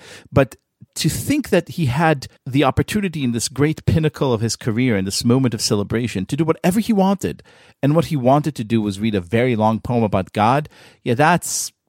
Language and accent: English; Israel; moved away; when I came to this country, when I moved here from Israel, which is in 1999